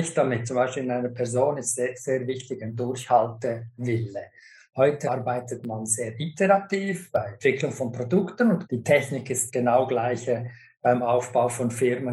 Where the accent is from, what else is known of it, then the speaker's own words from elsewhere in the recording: Switzerland; now in United States; mir als Schweizer